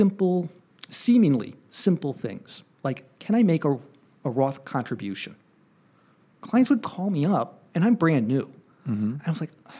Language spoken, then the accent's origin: English; Hartford, Connecticut, United States; I come from the Hartford area in Connecticut